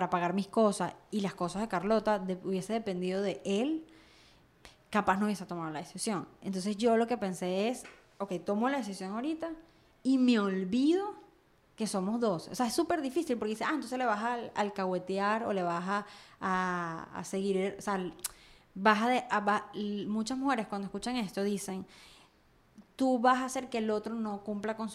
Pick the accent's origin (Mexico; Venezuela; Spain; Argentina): Venezuela; moved away; porque ahora yo soy venezolana, diáspora venezolana.